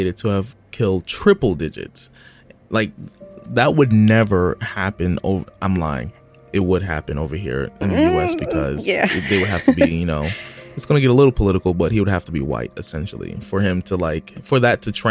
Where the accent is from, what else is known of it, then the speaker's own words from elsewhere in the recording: United States; I'm from the U.S.